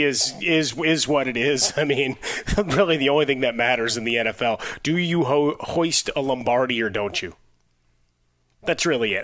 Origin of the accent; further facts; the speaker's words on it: Chicago, Illinois, United States; my hometown, Chicago.